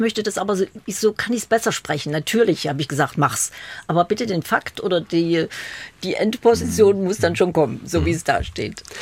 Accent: Leipzig, Saxony, Germany; Ich bin Leipzigerin gewesen. Ich bin nie nach Berlin gekommen damals

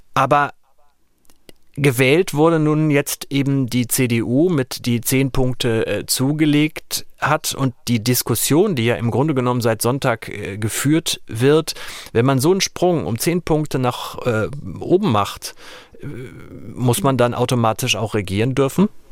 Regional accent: North Rhine-Westphalia, Germany; mein Heimatland Nordrhein-Westfalen

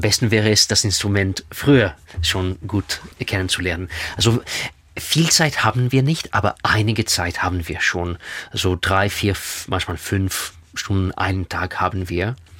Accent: Israel; first language Russian; German is a second language; moved away; also born or lived in Russia; meine Muttersprache ist Russisch. Äh, ich war in Russland geboren. Zweite Sprache ist Hebräisch, weil ich in Israel aufgewachsen bin

